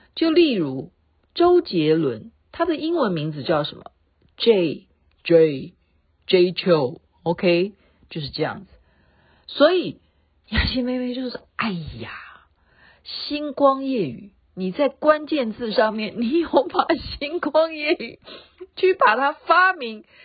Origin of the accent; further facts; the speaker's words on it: Taoyuan, Taiwan; 我是台湾的， 台湾桃园的